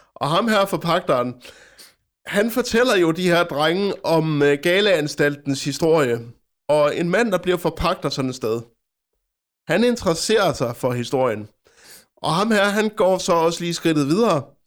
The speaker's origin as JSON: {"language": "Danish", "town": "Frederikshavn", "region": "North Denmark Region", "country": "Denmark", "tie": "born or raised there", "said": "min hjemstavn, Frederikshavn"}